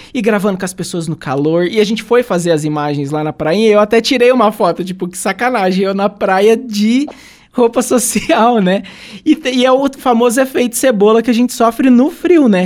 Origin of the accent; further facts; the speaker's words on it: Santo Antônio da Platina, Paraná, Brazil; moved away as an adult; also born or lived in Ponta Grossa; a gente que é aqui do Paraná, eu sou de Santo Antônio da Platina